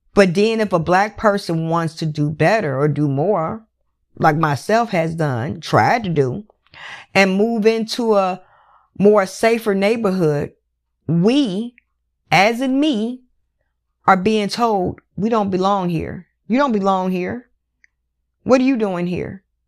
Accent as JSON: {"language": "English", "country": "United States", "tie": "born or raised there", "said": "I am American citizen. I was born, bred in America"}